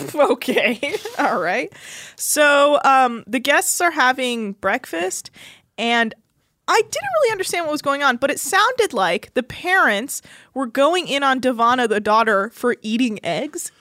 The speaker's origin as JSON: {"language": "English", "town": "Davis", "region": "California", "country": "United States", "tie": "born or raised there", "said": "Davis, California"}